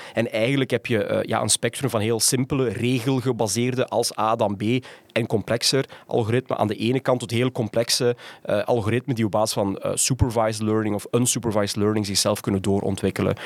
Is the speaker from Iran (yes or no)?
no; Ghent, Flanders, Belgium; moved away as an adult; also born or lived in Rotterdam / Tilburg / Utrecht; Ik kom uit Gent